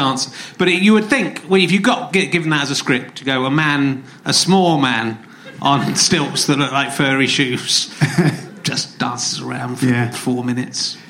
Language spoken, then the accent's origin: English; Cheddar, South West England, United Kingdom; I'm from Cheddar